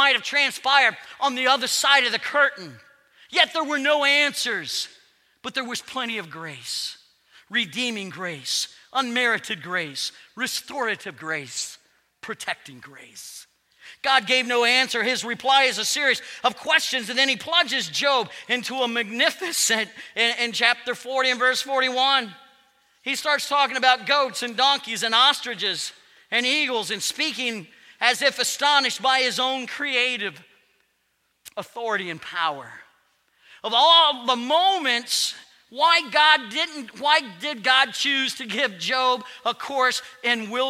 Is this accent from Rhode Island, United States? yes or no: no; Ohio, United States; I was born in Ohio